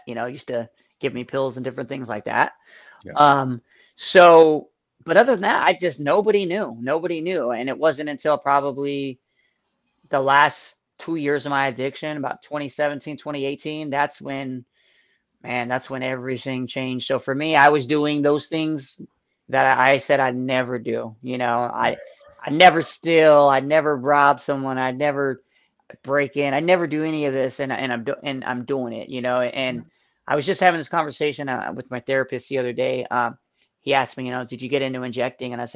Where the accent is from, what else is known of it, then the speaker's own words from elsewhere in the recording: Phoenix, Arizona, United States; moved away as an adult; now in Buffalo, United States; I'm from Phoenix, Arizona, where it's 120 degrees